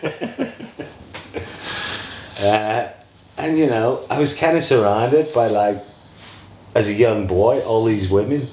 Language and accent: English; Belfast, Northern Ireland, United Kingdom; moved away; I'm from Belfast originally